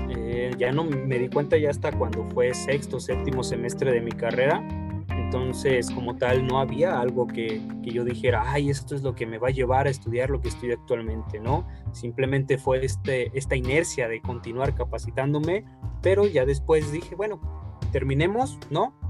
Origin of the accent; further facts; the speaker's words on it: Guadalajara, Jalisco, Mexico; nací aquí en Guadalajara